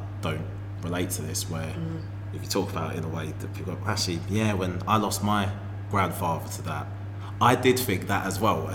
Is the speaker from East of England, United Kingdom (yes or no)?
yes; Harlow, East of England, United Kingdom; also born or lived in Birmingham; parents are Jamaican, okay, but I grew up in Essex.